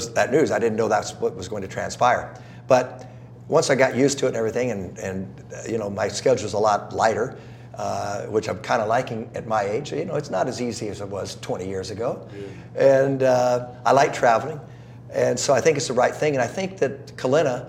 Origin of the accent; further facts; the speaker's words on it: Southern California, United States; also born or lived in South Carolina / Georgia; I grew up in Southern California